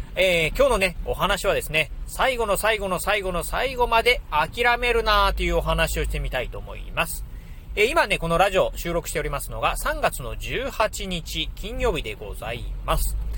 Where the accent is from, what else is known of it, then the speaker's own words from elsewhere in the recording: Kochi, Japan; 出身の高知